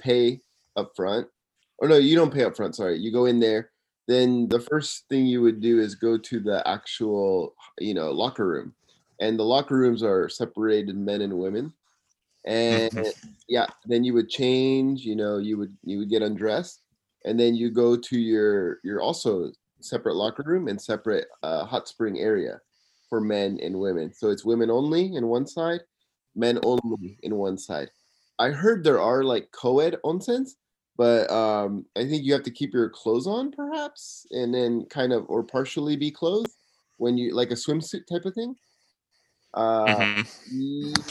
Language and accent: English; Simi Valley, California, United States; now in Tokyo, Japan; I'm living in Tokyo, Japan, and I'm from Simi Valley, California